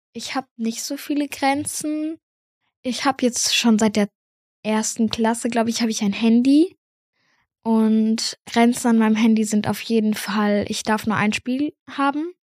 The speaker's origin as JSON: {"language": "German", "area": "near Munich", "region": "Bavaria", "country": "Germany", "said": "ich komme aus der Nähe von München."}